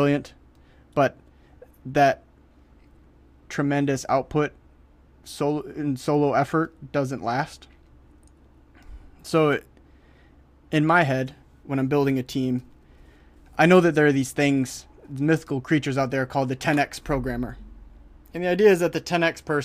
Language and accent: English; Detroit, Michigan, United States; I'm from Detroit. Detroit